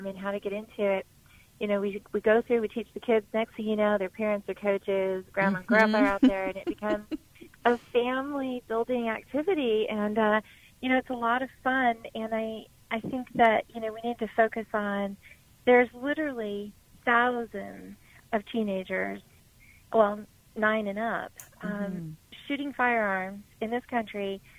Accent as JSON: {"language": "English", "region": "rural Arizona", "country": "United States", "tie": "born or raised there", "said": "Everything I own is in this district, and it's been the greatest place on earth to be raised"}